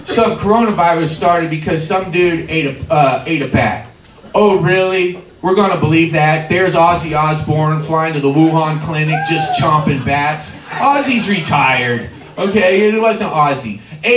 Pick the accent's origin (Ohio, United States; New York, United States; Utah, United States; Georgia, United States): Ohio, United States; Covington; moved away as an adult; also born or lived in California; I grew up in Covington. And I lived in Covington for pretty much till I was 20